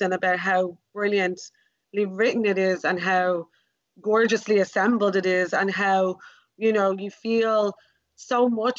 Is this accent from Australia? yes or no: no; Ireland; as an Irish person